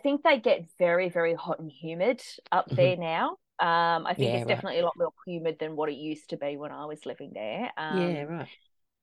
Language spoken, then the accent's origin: English; just south of Port Macquarie, New South Wales, Australia; also born or lived in Werribee, Melbourne, Victoria; now in Melbourne, Australia; I spent most of my childhood up in New South Wales, just south of Port Macquarie